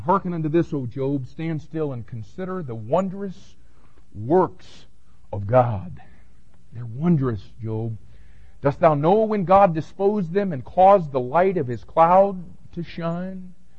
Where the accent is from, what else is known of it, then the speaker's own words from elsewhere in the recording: Miami, Florida, United States; growing up in Miami